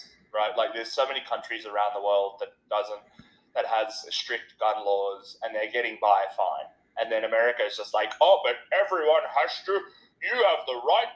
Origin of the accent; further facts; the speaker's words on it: Australia; I'm an Australian here